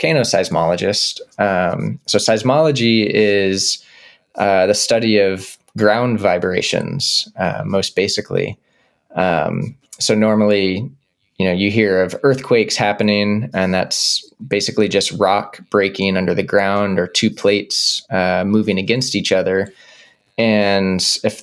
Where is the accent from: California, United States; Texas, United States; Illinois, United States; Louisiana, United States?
Texas, United States; Dallas; I grew up in Dallas, Texas